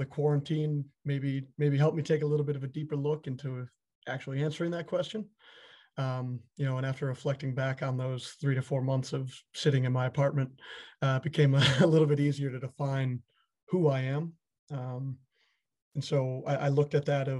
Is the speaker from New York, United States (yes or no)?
yes; Buffalo, New York, United States; Buffalo, my hometown